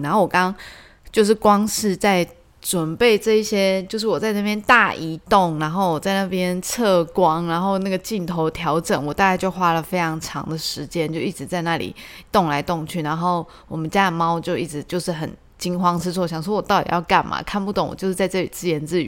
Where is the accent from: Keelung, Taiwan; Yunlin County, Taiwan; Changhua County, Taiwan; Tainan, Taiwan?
Tainan, Taiwan; 我以前是住在中西区，就是台南中西区